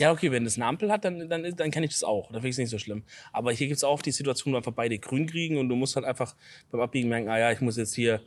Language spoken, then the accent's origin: German; Southern Germany, Germany; als Süddeutsche